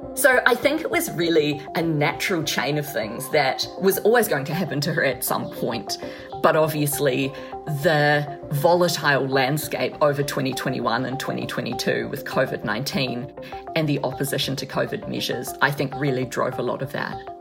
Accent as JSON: {"language": "English", "country": "New Zealand", "said": "as a New Zealander from New Zealand"}